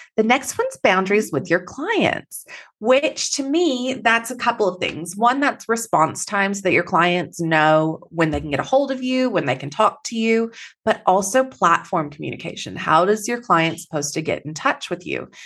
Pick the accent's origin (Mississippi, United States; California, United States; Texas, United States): Texas, United States; now in Perth, Australia; I am Texan originally, so I have a little bit of an accent